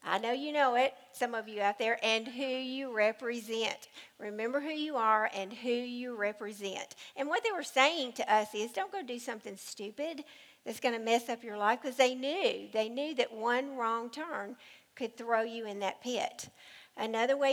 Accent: United States; I was raised in the Cumberland River.

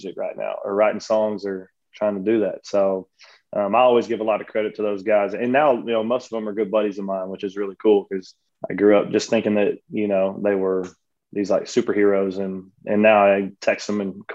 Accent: Texas, United States; my home state

